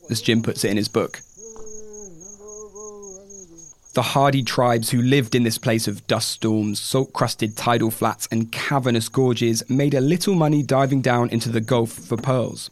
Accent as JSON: {"language": "English", "country": "United Kingdom", "said": "As a Brit"}